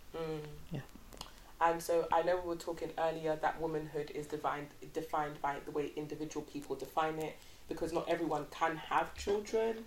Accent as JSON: {"language": "English", "country": "United Kingdom", "tie": "born or raised there", "also_born_or_lived": "Nigeria", "said": "my mum had all her kids in the UK"}